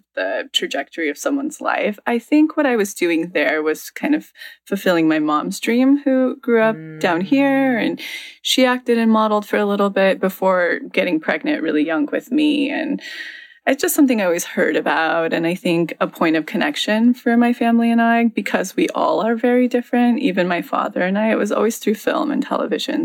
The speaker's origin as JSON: {"language": "English", "town": "Mariposa", "region": "California", "country": "United States", "tie": "born or raised there", "said": "I grew up in a little town right outside of Yosemite called Mariposa"}